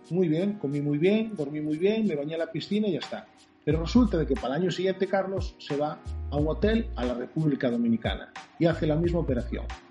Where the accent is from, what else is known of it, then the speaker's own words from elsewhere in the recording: Narón, Galicia, Spain; yo soy de Narón, Ferrol Narón